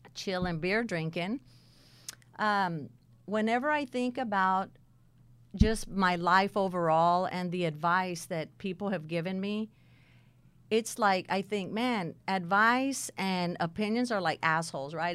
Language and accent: English; Texas, United States; also born or lived in San Bernardino, California; we moved to Texas, and probably about the age of fifteen